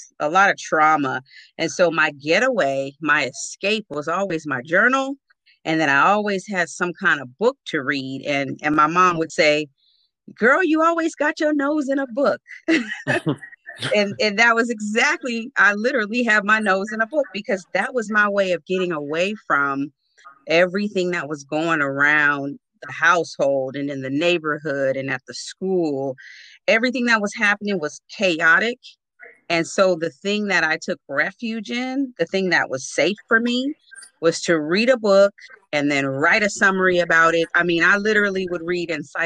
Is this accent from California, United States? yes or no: yes; Oceanside, California, United States; also born or lived in Newark, New Jersey; I was born in Newark, New Jersey, but raised in Oceanside, California